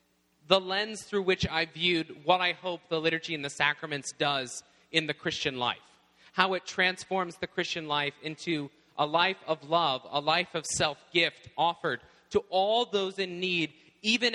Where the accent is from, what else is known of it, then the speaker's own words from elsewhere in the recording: Tennessee, United States; now in Indiana, United States; when we first moved to my home in Tennessee in the South, I arrived at my home, and we moved in. I was 9 years old